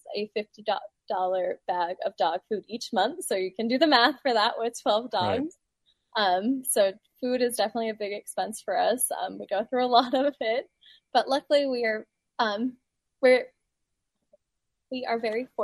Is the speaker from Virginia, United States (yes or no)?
yes; Ashland, Virginia, United States; I am from Ashland, Virginia, which is a little bit down the road from Ruther Glen